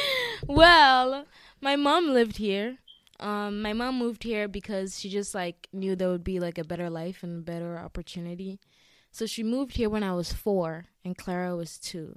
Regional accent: Eastern Region, Ghana; now in Massachusetts, United States; I'm from the eastern region of Ghana.

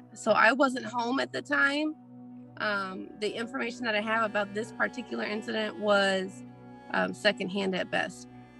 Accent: Arkansas, United States; moved away; So we grew up in Arkansas, and our mom joined the Army, and so she kind of took us out of Arkansas for a long time

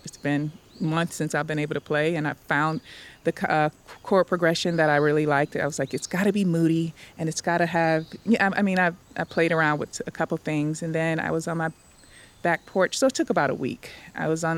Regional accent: Detroit, Michigan, United States; moved away as an adult; also born or lived in Kentucky / Arkansas; now in Atlanta, United States; I'm from Detroit, where we love ourselves

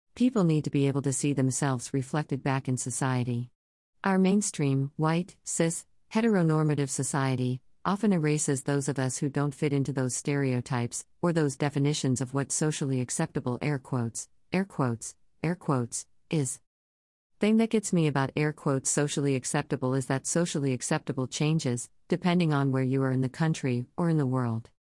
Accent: Texas, United States; I grew up in Texas.

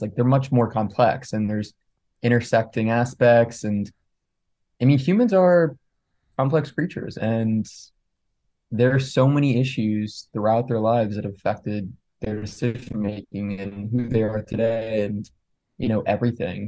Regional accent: Montgomery County, outside Philadelphia, Pennsylvania, United States; I grew up outside of Philly.

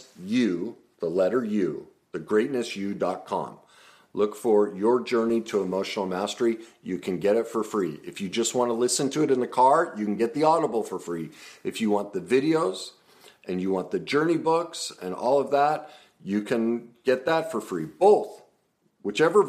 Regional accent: United States

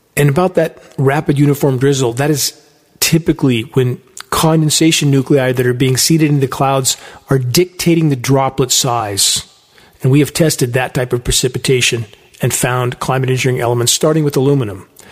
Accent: San Gabriel Mountains, California, United States; now in Redding, United States; I grew up in the San Gabriel Mountains at the base of them

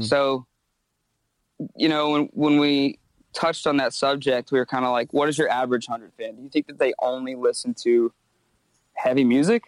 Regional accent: Myrtle Beach, South Carolina, United States; moved away as an adult; now in Charleston, United States; grew up in Myrtle Beach, small town, not kind of a tourist town

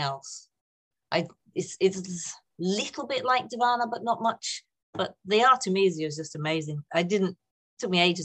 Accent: North East England, United Kingdom; also born or lived in Saltburn / Redcar / Durham; Oh, northeast of England. So born in a place called Saltburn.

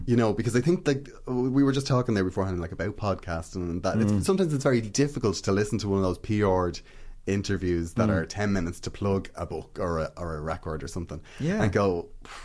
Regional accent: Dublin, Leinster, Ireland; I grew up in Finglas

